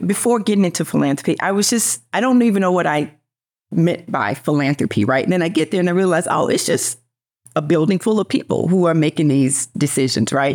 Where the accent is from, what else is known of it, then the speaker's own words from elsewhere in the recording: Memphis, Tennessee, United States; I was born and raised in poverty in Memphis